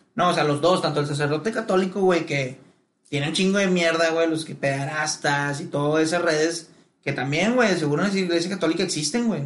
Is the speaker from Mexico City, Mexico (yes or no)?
no; Monterrey, Nuevo León, Mexico; en Monterrey somos la mera verga